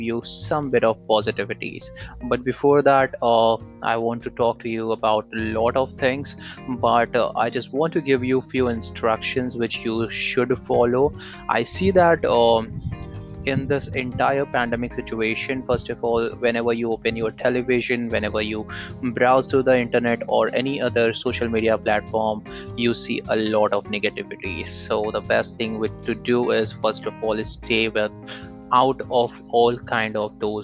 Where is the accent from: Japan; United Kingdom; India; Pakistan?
India; I'm from India